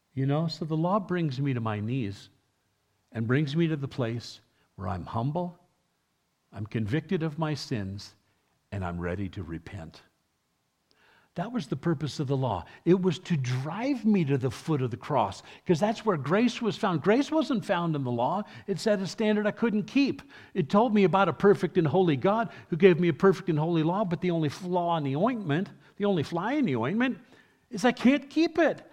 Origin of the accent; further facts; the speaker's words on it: New York City, New York, United States; first language English; moved away; I was raised in my youth uh, in New York City, where they developed such a dialect.